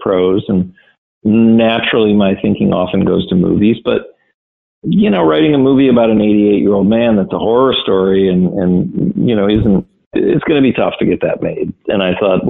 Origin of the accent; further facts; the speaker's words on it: Wisconsin, United States; I grew up on a lake in a small town in Wisconsin